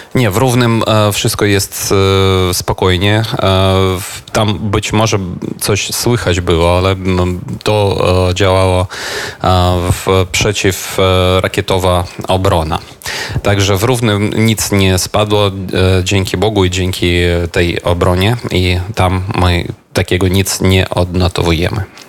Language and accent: Polish; Kyiv, Ukraine; Polish is a second language; Jestem w rodzinnym Kijowie